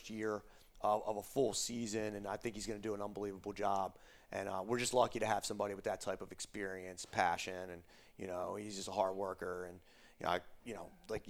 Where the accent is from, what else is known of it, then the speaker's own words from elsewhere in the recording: Lansdowne, Pennsylvania, United States; moved away; I'm from Delaware County, Pennsylvania, Lansdowne, Pennsylvania. And you could walk one block up from my house is a Wawa